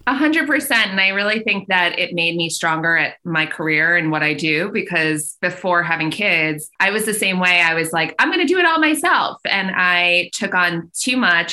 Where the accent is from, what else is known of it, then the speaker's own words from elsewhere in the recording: Long Island, New York, United States; also born or lived in Brooklyn / Syracuse; now in Westchester, United States; I'm from Long Island, so just outside the city